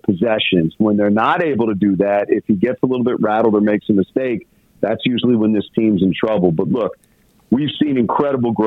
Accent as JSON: {"language": "English", "town": "Washington", "country": "United States", "moved": "yes", "lives_now": "Detroit, United States", "said": "I'm from Washington"}